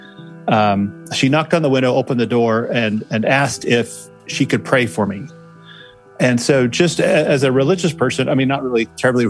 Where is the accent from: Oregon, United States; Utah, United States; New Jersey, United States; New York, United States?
Utah, United States; Salt Lake City; born and raised in Salt Lake City, Utah, went to West Skyline High School